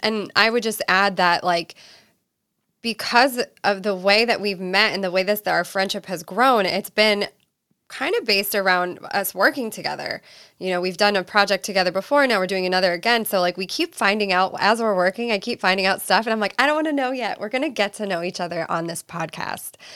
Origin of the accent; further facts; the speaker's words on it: East Coast, United States; moved away as an adult; now in California, United States; I'm originally from the East Coast. I moved to California when I was twenty